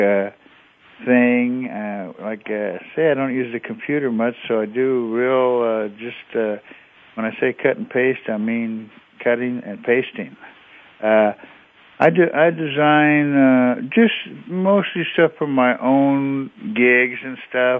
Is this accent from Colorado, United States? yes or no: no; Northern California, United States; being Northern Californian